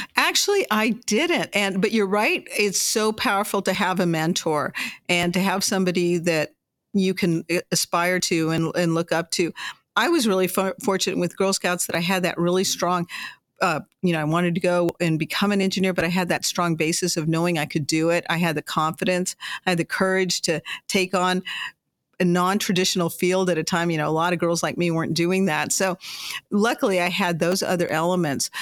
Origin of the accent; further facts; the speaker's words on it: Las Cruces, New Mexico, United States; when I was a young girl growing up in Las Cruces, New Mexico